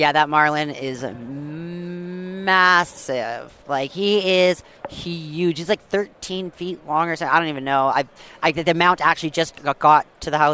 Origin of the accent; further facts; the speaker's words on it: Vancouver Island, British Columbia, Canada; I grew up on the West Coast, BC, right? On Vancouver Island